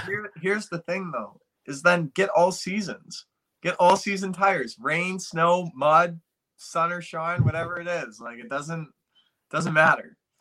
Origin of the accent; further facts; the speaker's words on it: Canada; we're from Canada